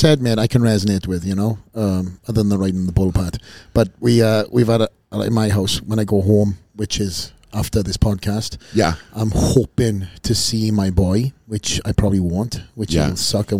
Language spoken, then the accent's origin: English; Wales, United Kingdom; I'm a kid from Wales. I come from a small little town.